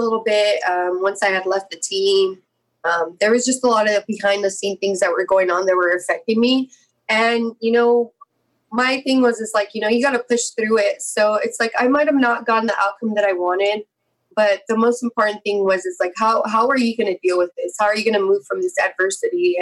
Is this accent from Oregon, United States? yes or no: no; San Jose, California, United States; my hometown where I was born and raised, in San Jose